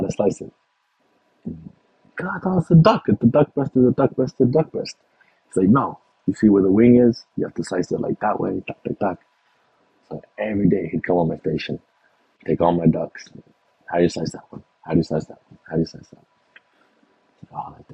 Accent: Texas, United States

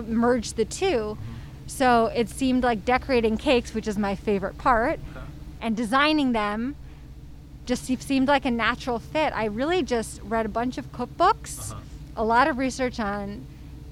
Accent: New York City, New York, United States; I'm from Brooklyn. Uh-huh. Lived here my whole life

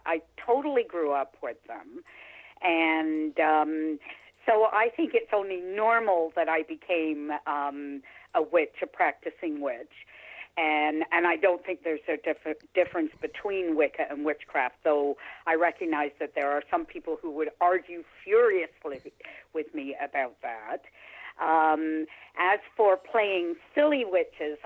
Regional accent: England, United Kingdom; also born or lived in Niagara-on-the-Lake; now in Canada; I was born in England. I'm British

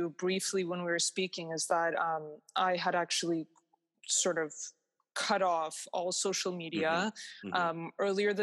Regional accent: Toronto, Ontario, Canada; I was born and raised in Toronto

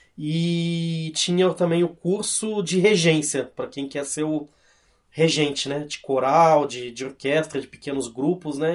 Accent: Cosmópolis, São Paulo, Brazil; also born or lived in Santos; Eu, na verdade eu nasci em Santos, mas eu fui para Cosmópolis eu era muito criança

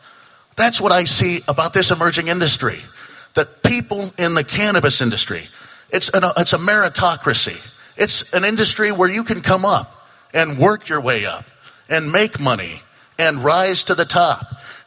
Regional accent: Coquille, Oregon, United States; the mayor of my hometown of Coquille for the last 3.5 years.

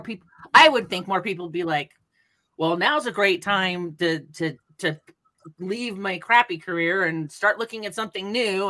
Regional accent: Sonoma County, Northern California, United States; I'm from Northern California, Sonoma County specifically

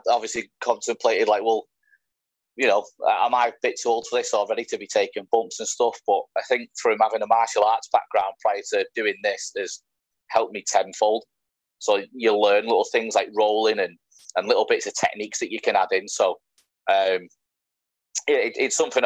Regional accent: Widnes, North West England, United Kingdom; moved away as an adult; now in Manchester, United Kingdom; I come from a small town called Widnes

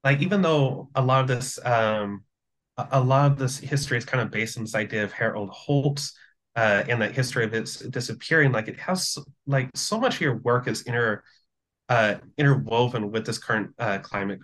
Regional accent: Philippines; my hometown, the Philippines

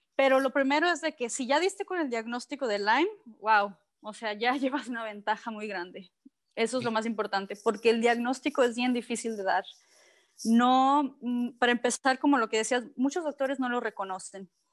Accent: Cabo San Lucas, Baja California Sur, Mexico; nací en San, José del Cabo, ¿no? Pero siempre en Cabo San Lucas.

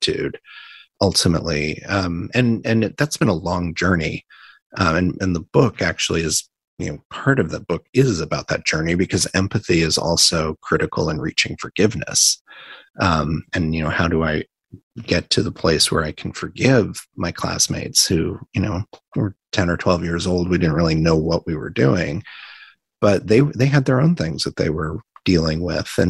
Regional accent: Indiana, United States; also born or lived in New York; now in San Francisco, United States; I grew up in the Midwest in Indiana

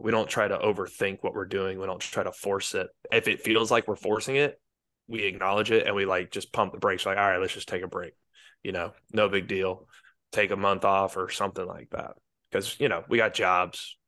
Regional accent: Marietta, Georgia, United States; moved away as an adult; now in Tainan, Taiwan; Marietta, Kennesaw, Georgia

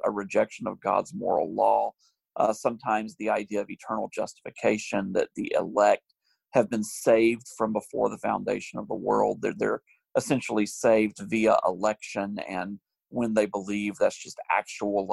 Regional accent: United States

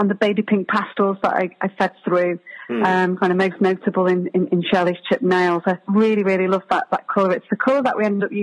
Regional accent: Warrington, North West England, United Kingdom; also born or lived in Liverpool; I grew up in Warrington.

